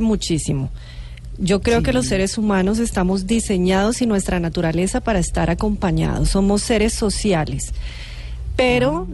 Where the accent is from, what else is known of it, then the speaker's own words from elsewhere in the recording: Colombia; Como colombiana